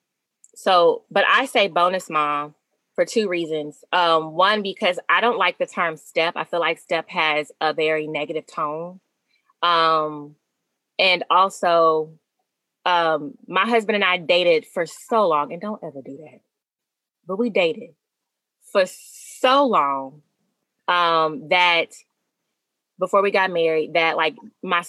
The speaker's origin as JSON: {"language": "English", "region": "Arkansas", "country": "United States", "said": "I'm from Arkansas"}